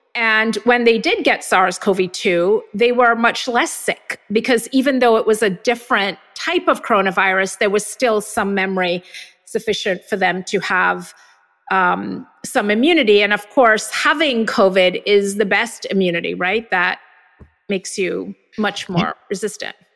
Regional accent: Jamaica; moved away; I grew up in Jamaica where everybody had measles and mumps and chicken pox

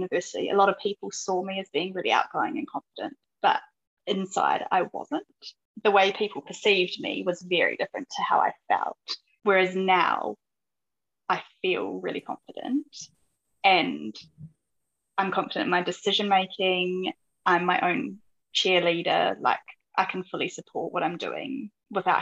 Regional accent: Tauranga, Bay of Plenty, New Zealand; moved away as an adult; also born or lived in Palmerston North, New Zealand / London, United Kingdom / Isle of Man; I grew up in Tauranga, New Zealand

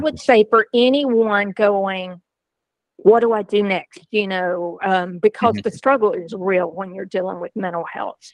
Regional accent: Georgia, United States; I grew up on a beef cattle farm in a small southern town in Georgia

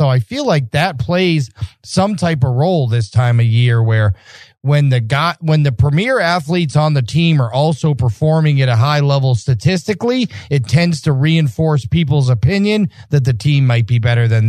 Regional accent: Massachusetts, United States; I'm from Massachusetts.

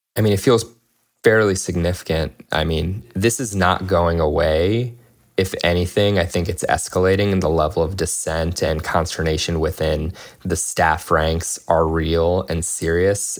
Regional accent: United States; I was born and raised in the United States

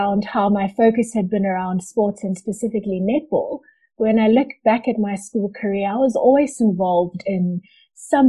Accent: Durban, KwaZulu-Natal, South Africa; moved away as an adult; now in Johannesburg, South Africa; I currently live in Johannesburg, but I was born in Durban and lived in Durban for the first 21 years of my life.

